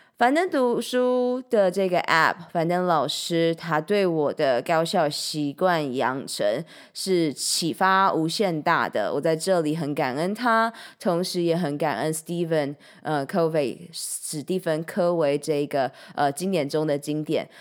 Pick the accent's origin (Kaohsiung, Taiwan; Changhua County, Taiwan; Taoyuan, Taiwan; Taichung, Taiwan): Changhua County, Taiwan; Changhua; 我的家乡彰化